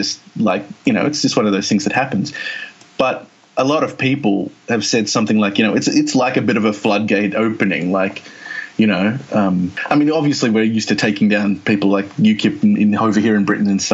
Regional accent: Australia; moved away as an adult; now in United Kingdom; I'm from Australia originally. I mean, I'm a British citizen

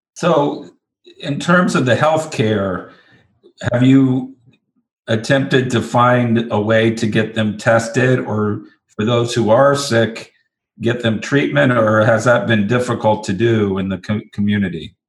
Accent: the South, United States; I'm actually from the South myself

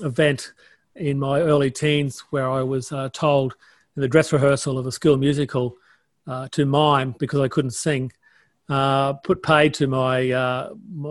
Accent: Townsville, Queensland, Australia; I was born in Townsville

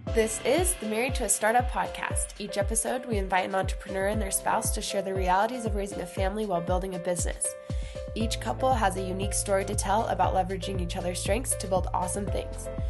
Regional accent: Oregon, United States; I'm from Oregon

